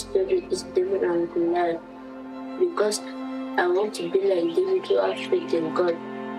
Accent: Plateau, Nigeria; I'm from Plateau State, Nigeria. I am 30 years old.

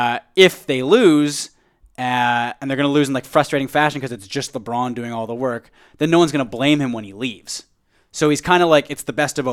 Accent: Canada; I kind of have, like, the frog voice, too, so. I'm like a Canadian fucking freak.

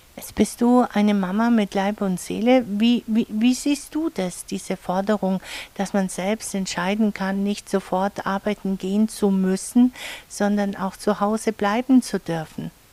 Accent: Allgäu, Bavaria, Germany; bei uns im Allgäu

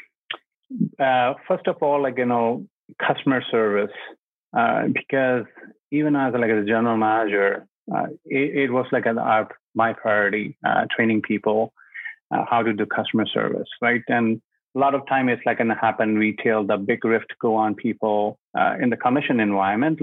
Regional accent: India; English is a second language; also born or lived in North Oakville, Ontario, Canada; now in Oakville, Canada; I'm from India. So my parents still there, my younger brother there

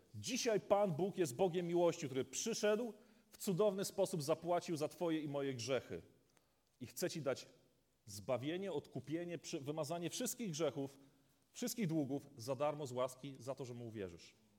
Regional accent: Polish coast, Poland; now in Wodzisław Śląski, Poland; Ja pochodzę z nadmorza

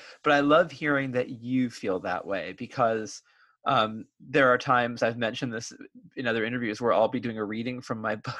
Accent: Bay Area, California, United States; I grew up in the Bay Area

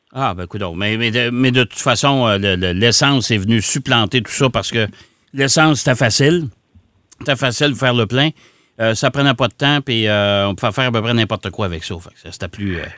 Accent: Quebec, Canada; chez nous au Québec

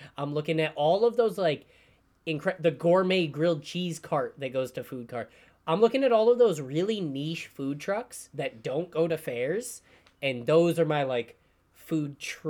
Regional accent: New York, United States; I'm from New York.

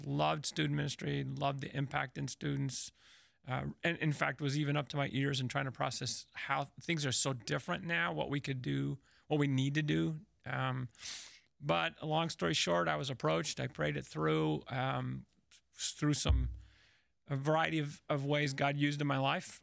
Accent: Chicago, Illinois, United States; now in Indianapolis, United States; I was from Chicago

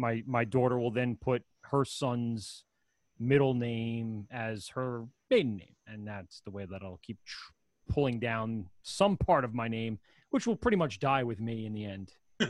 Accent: Ireland; As a Irishman as well, that was our tradition in our family.

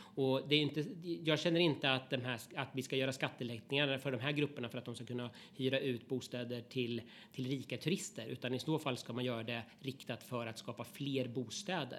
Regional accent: Östergötland, Sweden; i stora delar av Östergötland, där jag kommer ifrån

